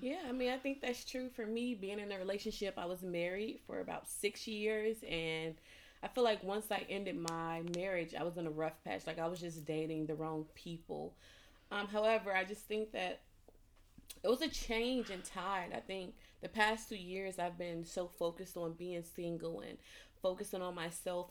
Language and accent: English; Chicago, Illinois, United States; now in England; I'm from Chicago